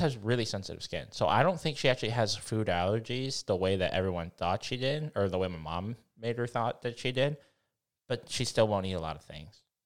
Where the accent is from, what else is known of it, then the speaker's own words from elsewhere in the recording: Missouri, United States; I'm, I'm from Missouri